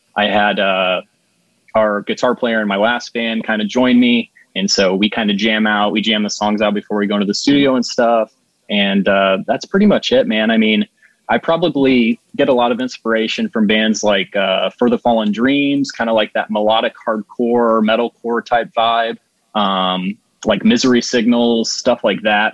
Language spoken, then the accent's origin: English; Plymouth, Indiana, United States; moved away as an adult; now in Juno Beach area, Florida, United States; I'm from a town called Plymouth, which is like 30 minutes south of like Notre Dame University